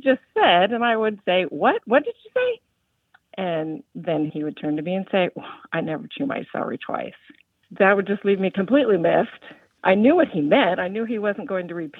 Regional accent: Eastern North Carolina, United States; I'm from Eastern North Carolina

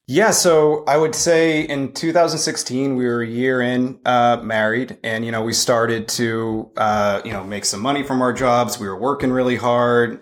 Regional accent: Boston, Massachusetts, United States; moved away as an adult; also born or lived in California / Knoxville, Tennessee; I'm originally from Boston.

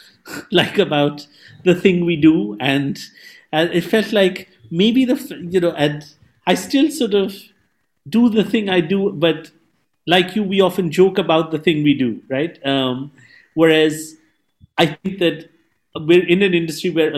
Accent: Mumbai, Maharashtra, India; English is a second language; I'm from Mumbai

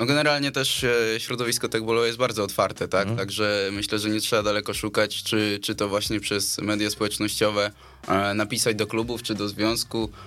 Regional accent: Warsaw, Masovian Voivodeship, Poland; chłopaki jesteśmy charakterne z Pragi

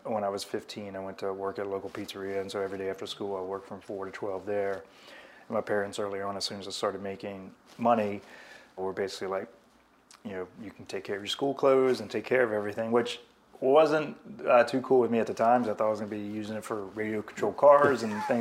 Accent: Covington, Virginia, United States; moved away as an adult; also born or lived in New York; I was born and raised in Covington, Virginia, in a small paper mill town

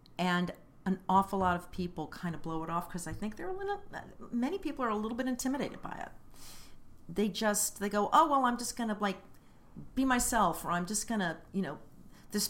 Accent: Kansas City, Kansas, United States; moved away; I lived on the Kansas side. I grew up on the Kansas side. Shawnee Mission East Lancers. University of Kansas

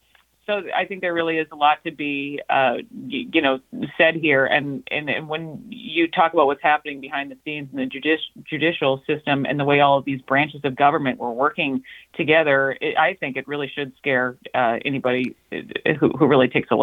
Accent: United States

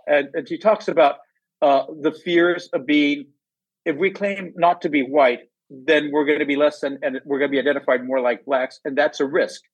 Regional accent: outside of Los Angeles, Southern California, United States; I grew up in, in Southern California, outside of Los Angeles

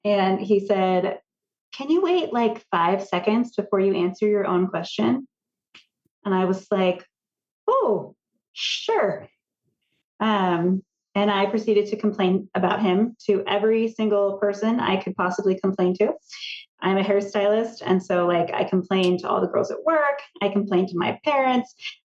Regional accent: Redding, California, United States; I grew up in Reading area, and I have an identical twin sister

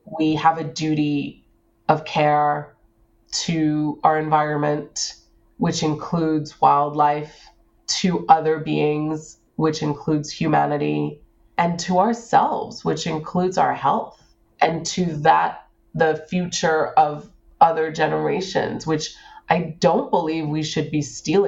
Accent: Hong Kong; born there; also born or lived in United States / Singapore / South America; I was born in Hong Kong. I went to university in the United States. I spent 3 years of my high school life in Singapore. I then lived in South America.

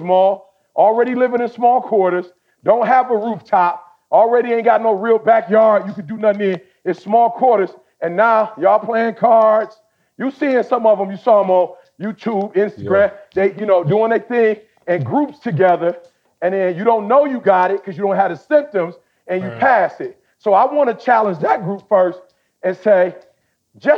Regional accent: United States; also born or lived in Chicago / Detroit; I'm from Chicago. I'm from the D

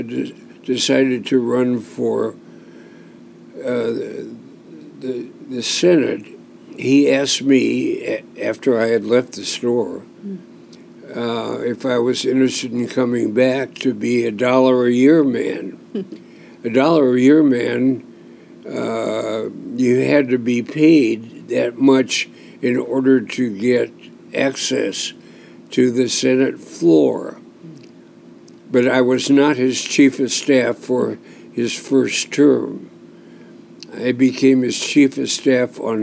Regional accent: Portland, Oregon, United States; I am a fourth-generation Oregonian. I have six generations in Oregon of my family. I was born in Portland. I went to Ainsworth Grammar School

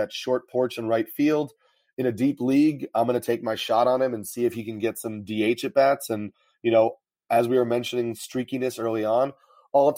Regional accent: New York, United States; I'm from New York

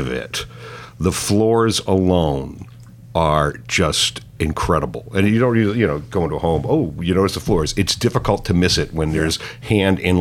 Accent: New England, United States; moved away; I grew up there

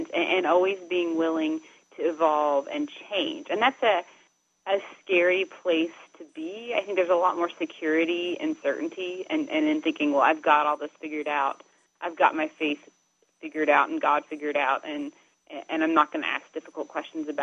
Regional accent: Dayton, Tennessee, United States; it's Dayton, Tennessee, because this is where that phrase was coined. So that's sort of the background of my hometown

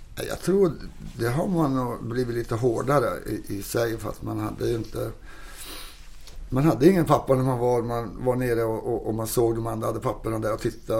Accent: Kiruna, Norrbotten County, Sweden; also born or lived in Toronto, Canada; now in Stockholm, Sweden; åka hem till mina hemtrakter i Kiruna där var vi kommer ifrån

